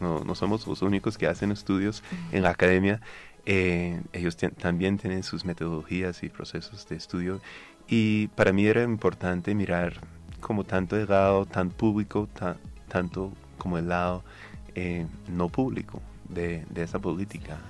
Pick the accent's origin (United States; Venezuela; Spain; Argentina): United States; accent: North American; Spanish is a second language; moved away as an adult; now in Colombia; como se puede notar mi acento, soy norteamericano